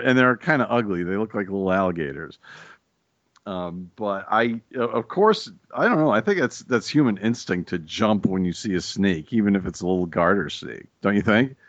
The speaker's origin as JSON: {"language": "English", "region": "Massachusetts", "country": "United States", "tie": "born or raised there", "said": "I grew up in Massachusetts"}